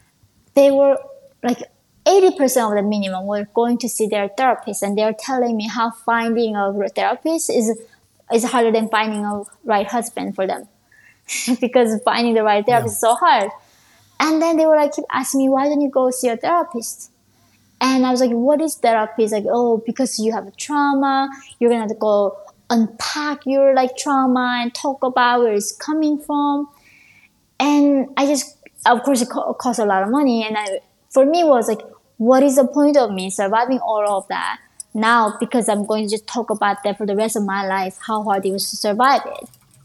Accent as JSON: {"language": "English", "country": "Russia", "tie": "born or raised there", "said": "Of course, growing up in Russia, I had no idea what Ivy League schools were."}